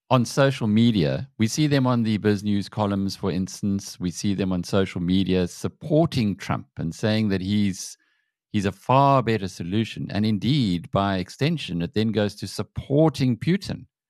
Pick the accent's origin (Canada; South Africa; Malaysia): South Africa